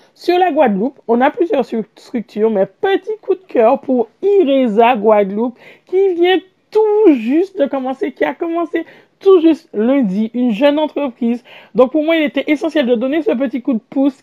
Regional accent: Martinique; je suis martiniquaise

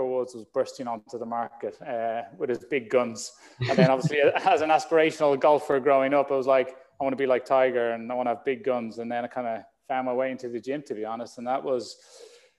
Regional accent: Ireland; like most young boys growing up in Ireland

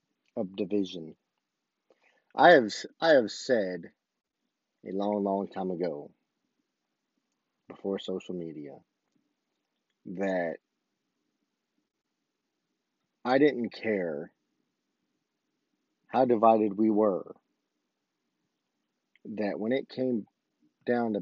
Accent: United States; as an American, as a U.S. citizen

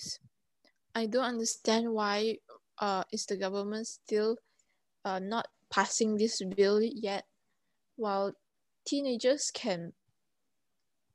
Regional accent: Malaysia; as a Malaysian

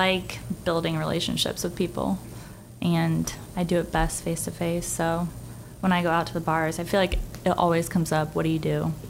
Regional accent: Carmel, United States; also born or lived in Mesa, Arizona; I'm from Arizona, but I was raised in Carmel.

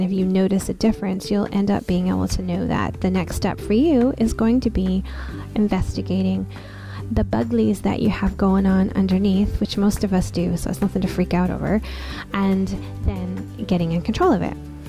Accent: Newfoundland and Labrador, Canada; like, I grew up in Newfoundland. So by the time I was born, we moved quite a bit.

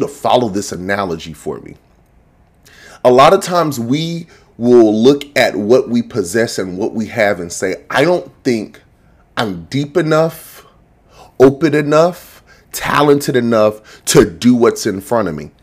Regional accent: Macon, Georgia, United States; I'm from Macon

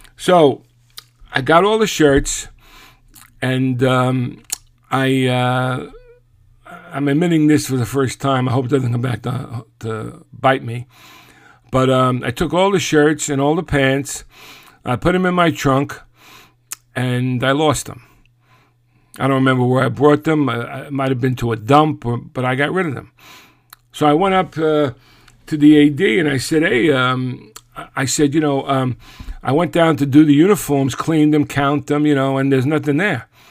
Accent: New York City, New York, United States; being from Brooklyn

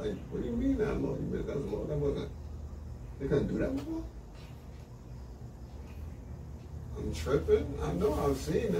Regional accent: New York City, New York, United States; I'm just from Brooklyn.

